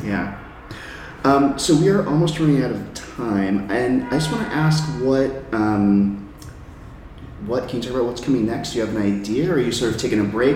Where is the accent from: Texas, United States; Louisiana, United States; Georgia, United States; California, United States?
California, United States; now in New York City, United States; I'm from California